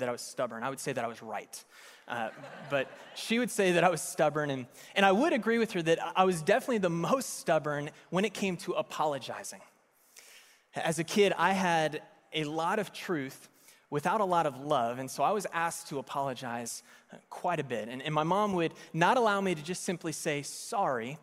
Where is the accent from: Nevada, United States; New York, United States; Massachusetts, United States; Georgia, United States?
Nevada, United States; Las Vegas; I was born in Las Vegas, which is Sin City